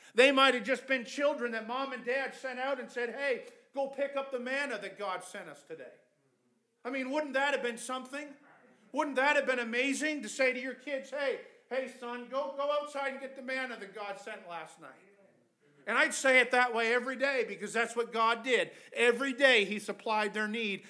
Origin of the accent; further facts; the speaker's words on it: Canada; we're from Canada.